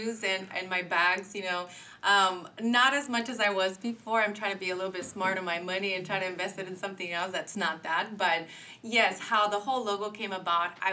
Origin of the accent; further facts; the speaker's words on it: Santa Ana, California, United States; I grew up in Santa Ana, and I'm still sticking to my Santa Ana grounds